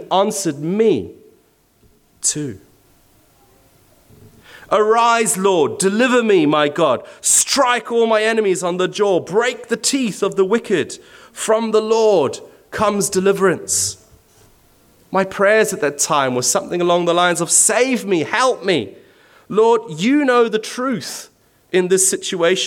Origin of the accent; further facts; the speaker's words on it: Zimbabwe; moved away; I'm originally from Zimbabwe